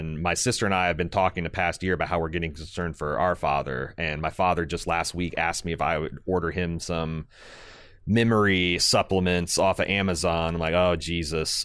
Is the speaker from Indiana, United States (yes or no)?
yes; Indiana, United States; I'm from Indiana, and they all talk about the corn, but in, in, in my hometown, it was, it was beans